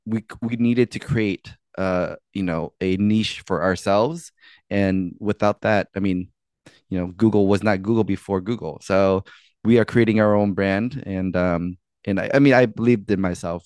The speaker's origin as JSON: {"language": "English", "area": "D.C., Maryland", "region": "East Coast", "country": "United States", "said": "I'm from the East Coast, like the D.C., Maryland, Virginia area."}